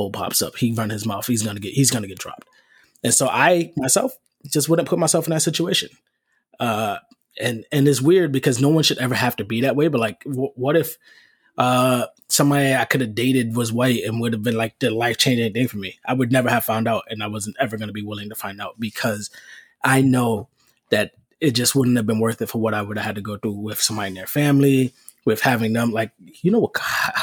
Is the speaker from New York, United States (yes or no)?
yes; New York City, New York, United States; I'm from the Bronx and I didn't start meeting adult white people, like even people of my age, white, until I got to high school. There's no white people in my neighborhood